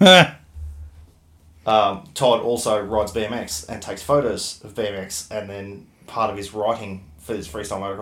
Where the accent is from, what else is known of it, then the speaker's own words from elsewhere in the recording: Logan, Queensland, Australia; I was Bogan from Logan.